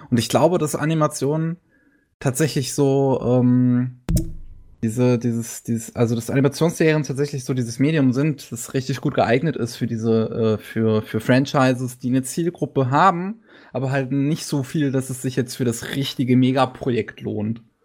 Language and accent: German; Germany; Bei uns in Deutschland